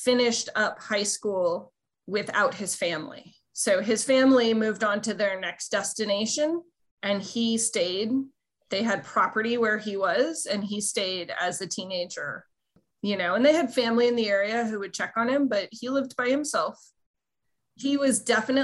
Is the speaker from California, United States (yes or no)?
yes; California, United States; as a Californian